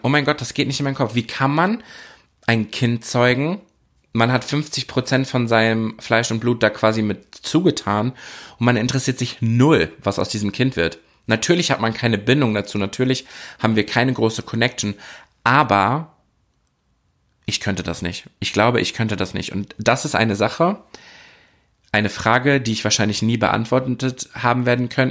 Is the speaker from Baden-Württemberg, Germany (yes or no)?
no; Oer-Erkenschwick, North Rhine-Westphalia, Germany; ich komme ja aus Ohrerkenschwick. Ich bin einer der wenigen Menschen, ich glaube, es sind sogar unter zehn Menschen, die im Personalausweis oder in ihren Daten angegeben haben, dass der Geburtsort Or Erkenschwick ist